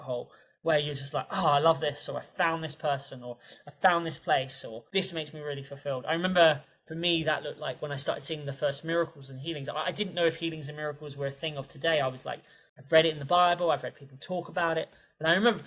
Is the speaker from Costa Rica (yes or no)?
no; England, United Kingdom; classical English polite person that I am.